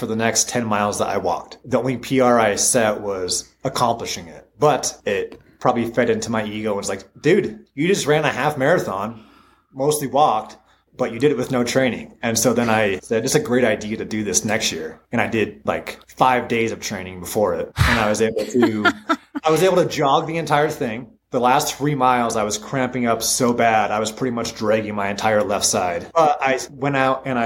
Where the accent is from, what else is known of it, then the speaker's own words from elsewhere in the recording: Butte, Montana, United States; now in Helena, United States; And I live in Helena. I'm from Butte.